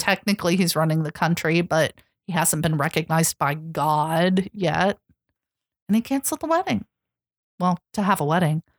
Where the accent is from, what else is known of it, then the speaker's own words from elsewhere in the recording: United States; as an American